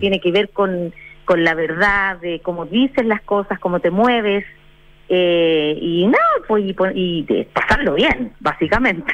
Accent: Chile; nosotros como chilenos

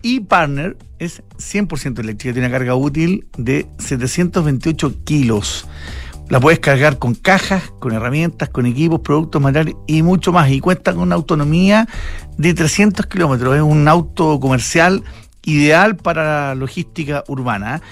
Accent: Chile; yo como chileno

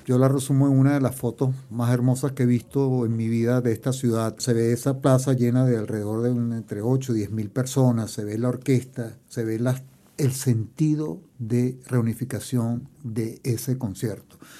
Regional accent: Barquisimeto, Lara, Venezuela; moved away as an adult; also born or lived in England; now in Chile; yo nací en Venezuela, pero mi familia es europea, mi padre era italiano y mi madre española

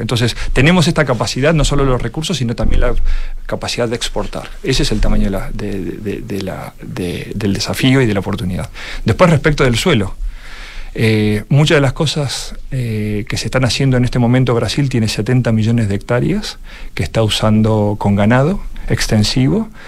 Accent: Argentina; accent: Argentine; mi acento este, argentino, clarísimo

